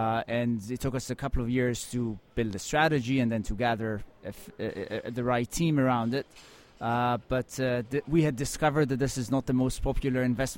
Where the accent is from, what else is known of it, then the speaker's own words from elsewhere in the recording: Tel Aviv, Tel Aviv District, Israel; I grew up in Tel Aviv in Israel, and this is where I spent, my first just under 30 years of life.